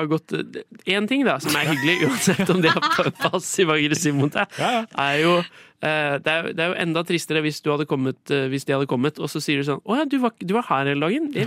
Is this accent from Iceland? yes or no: no; Ryde, Central Denmark Region, Denmark; now in Bergen, Norway; Ryde i Danmark.